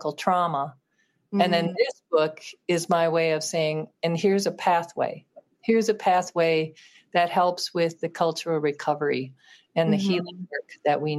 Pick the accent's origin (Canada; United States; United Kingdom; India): United States; Minneapolis, Minnesota; growing up in Minneapolis